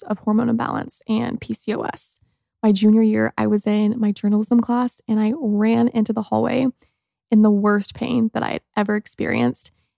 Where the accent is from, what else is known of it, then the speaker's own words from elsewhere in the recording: Mooresville, Indiana, United States; I grew up in Mooresville, Indiana, and I had such a fun childhood